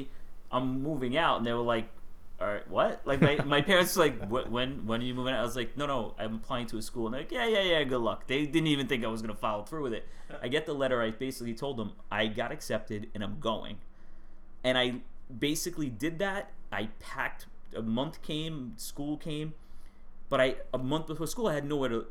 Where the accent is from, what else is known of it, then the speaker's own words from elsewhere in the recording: New York City, New York, United States; I grew up in Staten Island